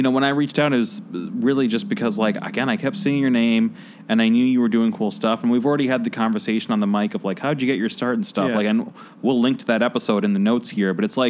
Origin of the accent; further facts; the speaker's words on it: Chicago, Illinois, United States; growing up in Chicago